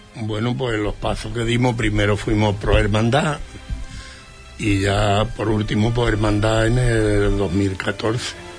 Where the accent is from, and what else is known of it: Lepe, Andalusia, Spain; now in Huelva, Spain